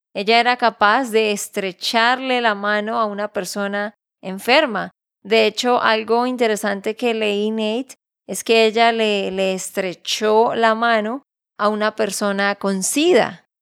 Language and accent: Spanish; Santander, Colombia; de Santander, Colombia